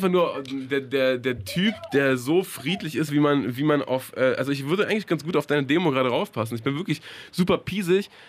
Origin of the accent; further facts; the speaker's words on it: Regensburg, Bavaria, Germany; accent: southern German; Äh, aus Bayern